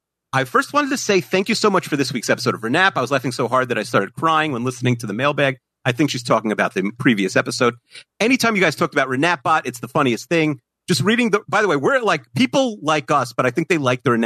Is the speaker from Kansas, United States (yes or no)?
no; Indiana, United States; Anyway, I grew up in Indiana in the late 80s, so that's prime Hackman Hoosiers era.